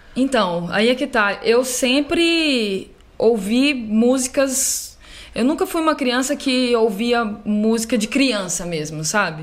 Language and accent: Portuguese; Uberlândia, Minas Gerais, Brazil; moved away as an adult; now in São Paulo, Brazil; Eu sou de Uberlândia, né? Minas.